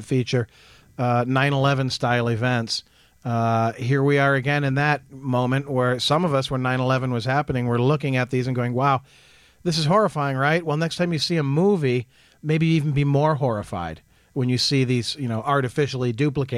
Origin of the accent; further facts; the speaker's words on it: Jackson, United States; growing up in Jackson